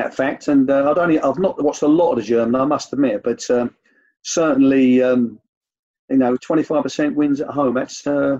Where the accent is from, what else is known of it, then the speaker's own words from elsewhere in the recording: Bow, London, United Kingdom; I suppose it was to do with where I was brought up. I was brought up in Bow in East London.